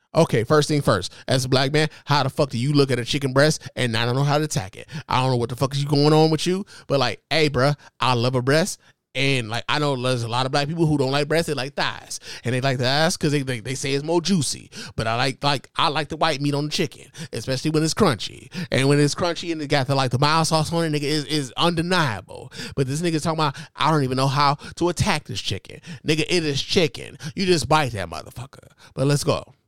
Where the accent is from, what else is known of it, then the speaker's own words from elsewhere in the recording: Chicago, Illinois, United States; now in Detroit, United States; I'm from Chicago, nigga. Born in Chicago